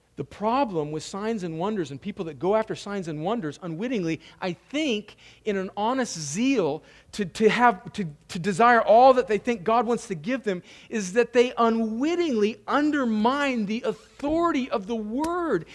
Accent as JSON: {"language": "English", "region": "California", "country": "United States", "tie": "born or raised there", "moved": "yes", "said": "which is where I'm from, my home state of California"}